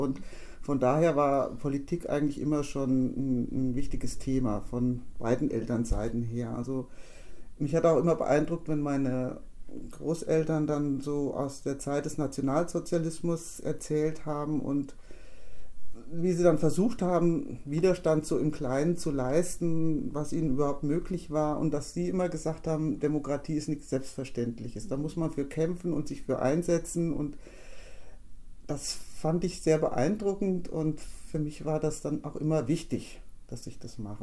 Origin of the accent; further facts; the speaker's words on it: Wolfgruben, Hesse, Germany; bei uns in Wolfgruben, als die Fußgängerampel dann endlich installiert wurde, wofür wir als Ortsbeirat auch uns eingesetzt hatten